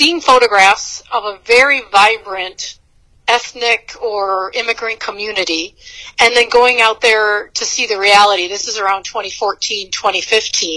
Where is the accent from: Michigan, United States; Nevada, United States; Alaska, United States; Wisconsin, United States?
Michigan, United States; Bad Axe; I'm from the Thumb of Michigan. I'm from a city called Bad Axe